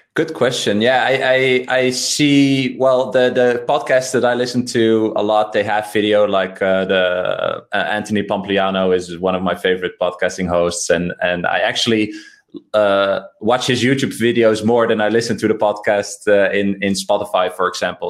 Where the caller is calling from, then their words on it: Amsterdam, North Holland, Netherlands; I'm calling from Amsterdam.